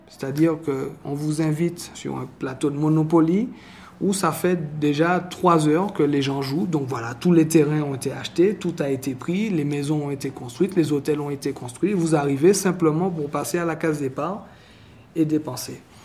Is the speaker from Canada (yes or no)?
no; Martinique; accent: Martinique; now in Mexico; je n'ai toujours pas perdu mon accent de la Martinique